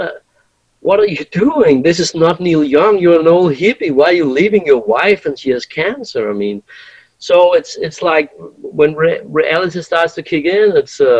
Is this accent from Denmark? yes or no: yes; Denmark; we come from Denmark and we go to the US.